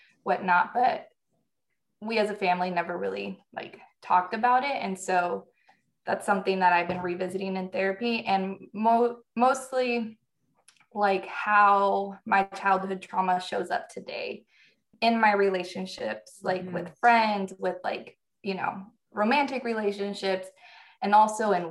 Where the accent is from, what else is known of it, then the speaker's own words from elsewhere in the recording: Northern California, United States; moved away as an adult; also born or lived in Iowa / North Carolina / Key West, Florida; born and raised in Northern California.